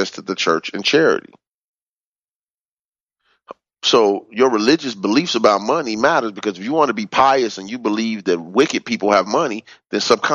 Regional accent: Chicago, Illinois, United States; Growing up on the South Side of Chicago

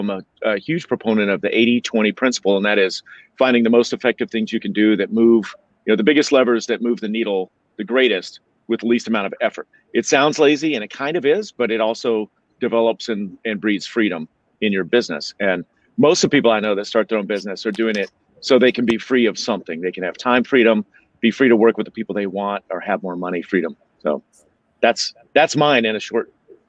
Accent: Montana, United States; Right now, so I'm from Montana, and right now there's about a half a foot of snow at my house, but I'm currently in Marina del Rey enjoying a sunrise.

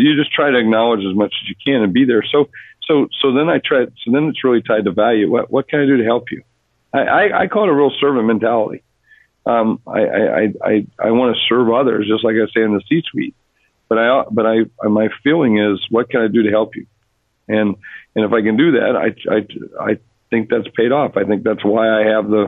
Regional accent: South Dakota, United States; moved away; I grew up in South Dakota, a place most people only know on a map

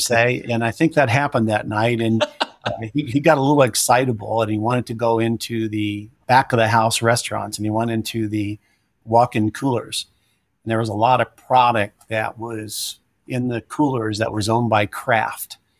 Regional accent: Louisville, Kentucky, United States; moved away as an adult; also born or lived in Miami, Florida; I grew up in, uh, Louisville, Kentucky, where my mom and father, you know, resided and lived their

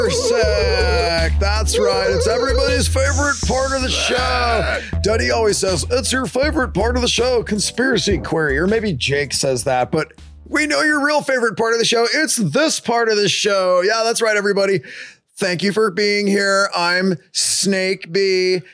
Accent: Escondido, California, United States; We're actually from Escondido

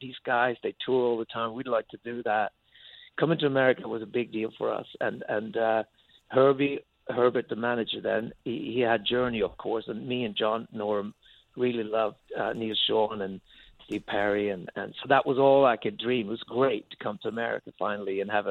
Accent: Sweden; English is a second language; now in London, United Kingdom; I've been in London since a long, long, long time. I lived abroad longer than I lived in Sweden, but I have my family there.

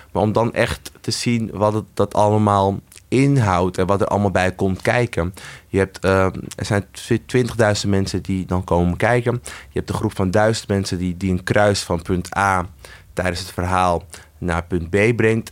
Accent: Amsterdam, North Holland, Netherlands; ik ben dus opgegroeid in de Amsterdamse Bijlmer

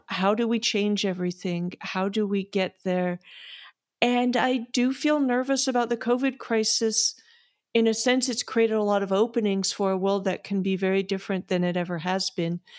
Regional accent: United States; speaking again as an American

